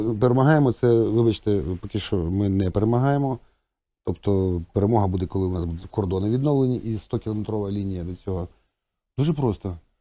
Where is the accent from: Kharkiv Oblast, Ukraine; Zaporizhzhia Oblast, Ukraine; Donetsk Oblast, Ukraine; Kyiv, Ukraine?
Donetsk Oblast, Ukraine; Donetsk; ми в Донецьку в дитинстві билися район на район?